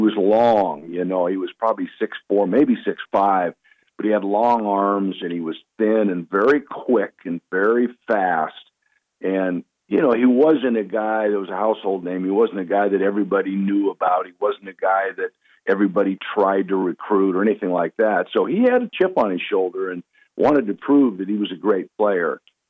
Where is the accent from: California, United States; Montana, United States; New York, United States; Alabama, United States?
Montana, United States; Missoula; I did a lot of growing up in Missoula, Montana.